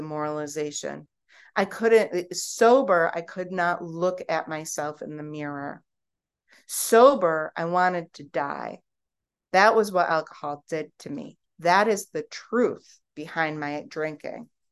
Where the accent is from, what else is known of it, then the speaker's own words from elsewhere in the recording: United States; I'm American